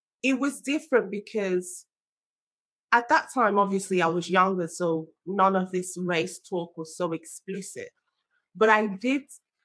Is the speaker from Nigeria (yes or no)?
yes; Nigeria; now in United Kingdom; I was born in Nigeria and I grew up there as well